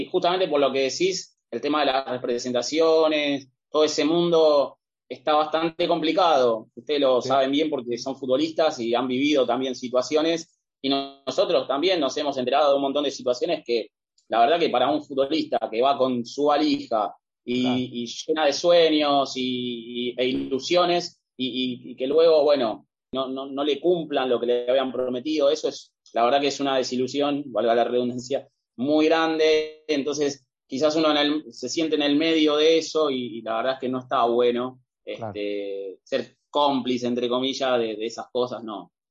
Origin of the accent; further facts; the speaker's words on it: Argentina; venimos de un país que somos básicamente españoles también nosotros